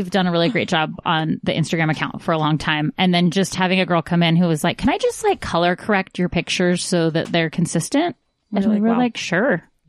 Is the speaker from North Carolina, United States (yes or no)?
no; Newport Beach, California, United States; moved away as an adult; I was born in, in Orange County.